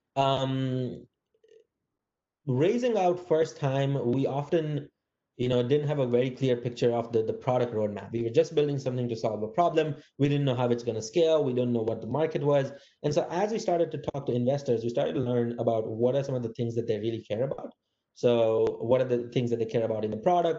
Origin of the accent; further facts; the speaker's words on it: India; moved away as an adult; also born or lived in Massachusetts, United States; now in San Francisco, United States; I grew up in India